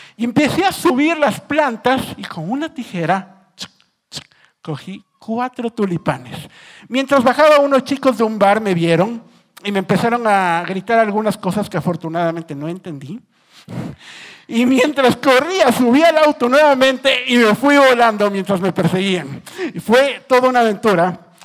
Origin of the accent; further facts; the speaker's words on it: Ecuador; yo soy ecuatoriano